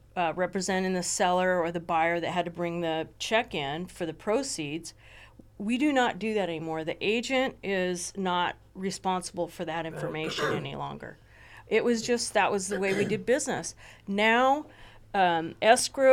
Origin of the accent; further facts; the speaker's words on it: Ojai, California, United States; I grew up in Ojai